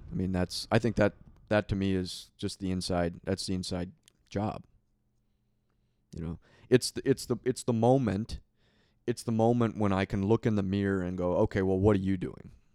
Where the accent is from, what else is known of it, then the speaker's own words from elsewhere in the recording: Minneapolis, Minnesota, United States; I grew up in Minneapolis, so we had the Mall of America